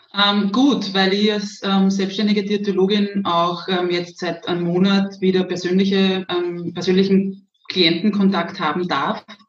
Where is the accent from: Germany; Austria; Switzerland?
Austria; Zwentendorf, Lower Austria; also born or lived in Graz; Im schönen Zwentendorf, das sicher einigen etwas sagt, weil wir ja da so ein kleines Gebäude haben, das vielen Menschen vielleicht doch noch was sagt. Ähm, ja, also das ist das Atomkraftwerk. Ähm, genau, und da bin ich aufgewachsen